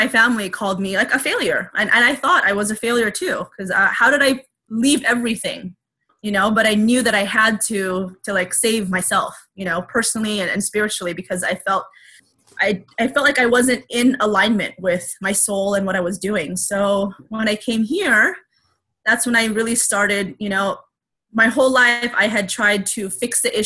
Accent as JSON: {"language": "English", "country": "United States", "said": "I'm Asian American"}